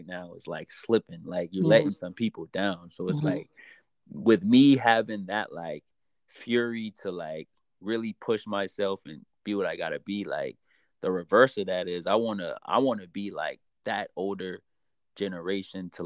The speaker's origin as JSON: {"language": "English", "town": "Charleston", "region": "South Carolina", "country": "United States", "tie": "born or raised there", "also_born_or_lived": "Maryland", "moved": "as an adult", "said": "I grew up in Charleston. I lived in Maryland for a little while. I was in the Merchant Marines. Then I came back here"}